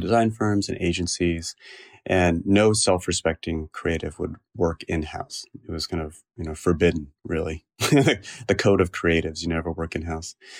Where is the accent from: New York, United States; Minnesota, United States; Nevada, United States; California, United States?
California, United States; Cupertino; also born or lived in San Francisco; I grew up in the South Bay in Cupertino, California